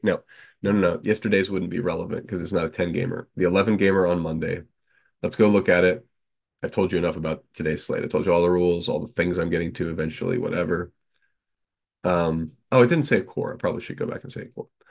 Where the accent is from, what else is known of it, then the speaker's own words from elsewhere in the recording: North Carolina, United States; I am from North Carolina